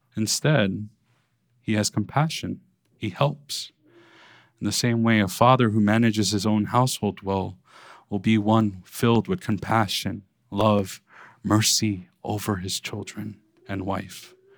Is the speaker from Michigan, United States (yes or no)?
no; New York City, New York, United States; growing up in Brooklyn